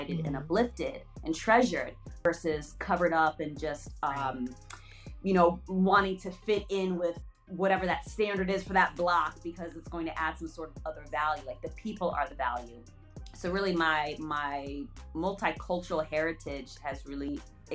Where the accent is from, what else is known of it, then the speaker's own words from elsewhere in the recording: Berlin, Germany; moved away; also born or lived in New York; growing up in Berlin